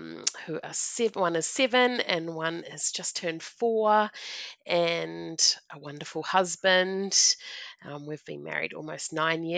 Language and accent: English; New Zealand; moved away; I'm a Kiwi